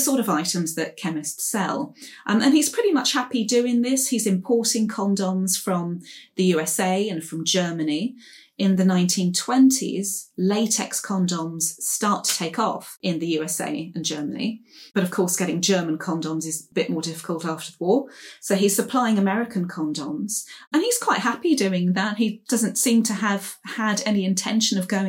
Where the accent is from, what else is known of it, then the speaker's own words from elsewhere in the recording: London, United Kingdom; So I'm a Clerkenwell girl myself. I'm from Clerkenwell